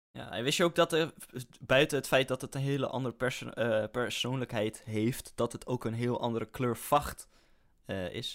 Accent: Netherlands; als Nederlander

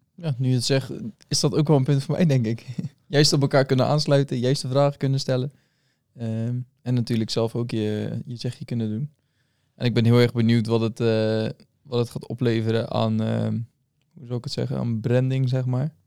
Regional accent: Dordrecht, South Holland, Netherlands; geboren en getogen in Dort.

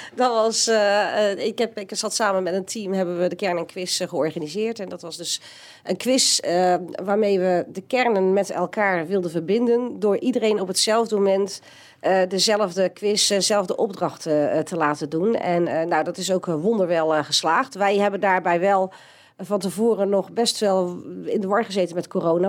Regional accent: Steenbergen, North Brabant, Netherlands; geboren in Steenbergen en getogen op de Raldal, op de Welberg

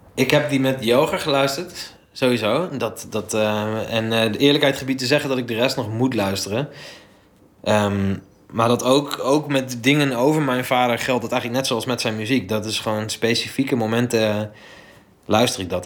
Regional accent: Delfzijl, Groningen, Netherlands; ik ben opgegroeid in Delfzijl

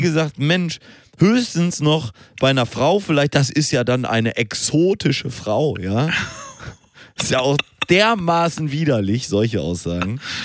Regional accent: Hamburg, Germany; bei uns in Hamburg

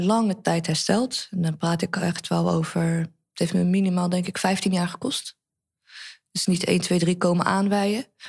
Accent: Netherlands; wij zijn hier allemaal geboren in Nederland

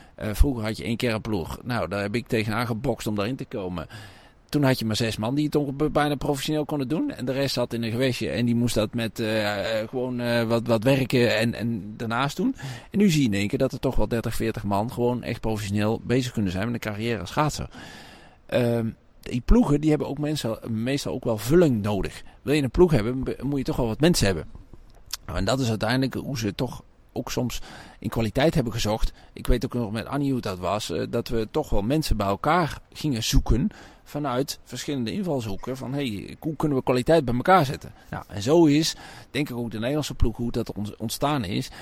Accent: Lage Zwaluwe, North Brabant, Netherlands; also born or lived in Raamsdonksveer; now in Made, Netherlands; Want mijn geboortedorp is natuurlijk Laag Daar ben ik natuurlijk opgegroeid. En toen op mijn elfde naar Maden gekomen

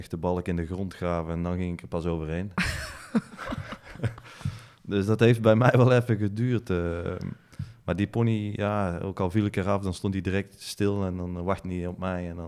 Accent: Lage Mierde, North Brabant, Netherlands; Mijn ouders zitten nog steeds in Lage

